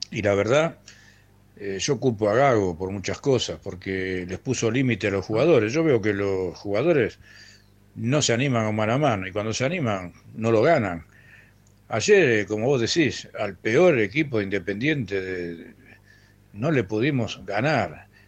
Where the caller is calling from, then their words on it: José Mármol, Buenos Aires Province, Argentina; Hola Ramiro, hola equipo … de José Mármol